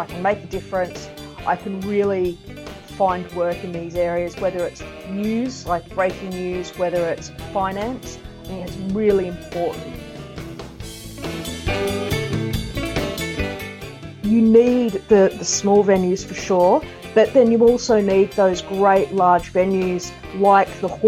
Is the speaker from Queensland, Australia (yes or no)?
no; Sydney, New South Wales, Australia; moved away as an adult; also born or lived in Coogee / Matraville / Clovelly; I was born in the east. I was born in Clow Valley and I grew up in Bronte